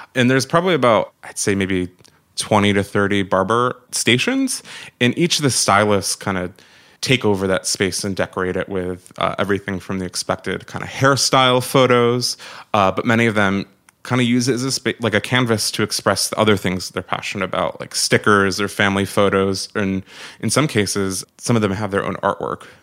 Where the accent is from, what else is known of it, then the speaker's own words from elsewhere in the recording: Syracuse, New York, United States; moved away as an adult; now in New York City, United States; So I was born and raised in Syracuse, New York.